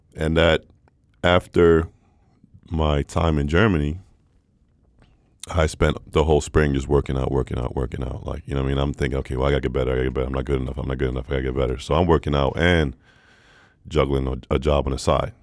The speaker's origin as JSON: {"language": "English", "town": "Stockholm", "region": "Stockholm County", "country": "Sweden", "tie": "born or raised there", "said": "born and raised in Stockholm. Uh, father is American"}